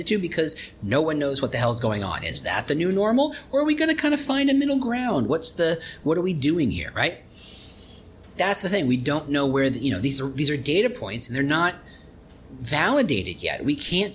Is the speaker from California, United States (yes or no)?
no; Chicago, Illinois, United States; I'm from Chicago